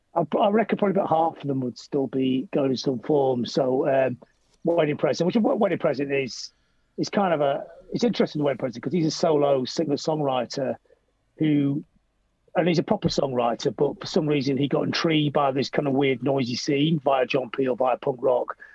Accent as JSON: {"language": "English", "town": "Blackpool", "region": "North West England", "country": "United Kingdom", "said": "I, really love coming from Blackpool"}